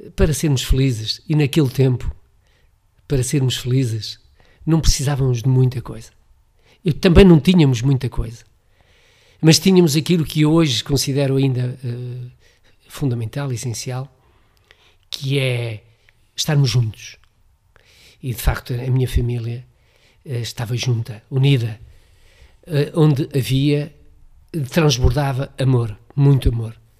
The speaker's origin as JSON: {"language": "Portuguese", "town": "Amarante", "region": "Norte", "country": "Portugal", "tie": "born or raised there", "said": "cresci e fiz-me homem, como costuma dizer, na freguesia da Lomba"}